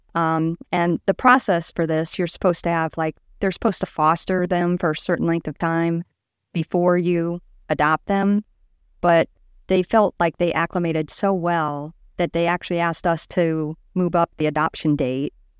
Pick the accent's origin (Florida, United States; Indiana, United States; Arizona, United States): Indiana, United States; Liberty Township; I grew up in Liberty Township, which is right between Valpo and Chesterton